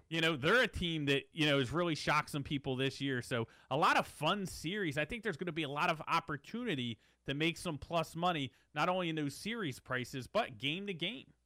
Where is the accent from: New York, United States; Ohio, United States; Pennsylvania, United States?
Pennsylvania, United States; Philadelphia; we're from Philadelphia